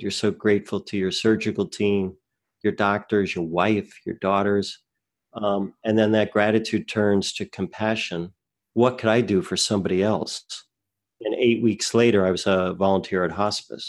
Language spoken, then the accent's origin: English; New Jersey, United States; I grew up in New Jersey